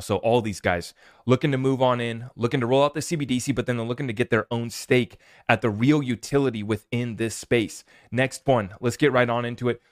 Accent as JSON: {"language": "English", "country": "United States", "said": "I'm here as an American"}